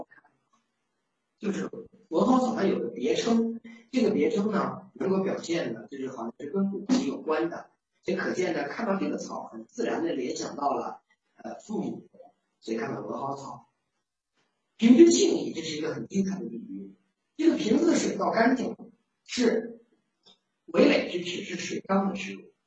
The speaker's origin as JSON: {"language": "Chinese", "country": "China", "said": "我们中国人"}